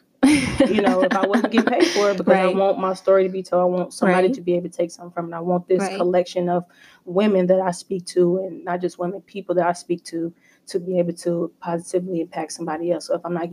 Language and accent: English; Louisville, Kentucky, United States; growing up in Louisville, playing basketball